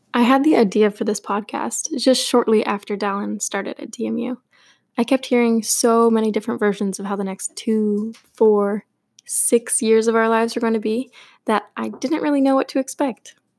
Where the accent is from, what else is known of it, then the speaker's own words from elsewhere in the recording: Portland, Oregon, United States; I was born and raised in Portland, Oregon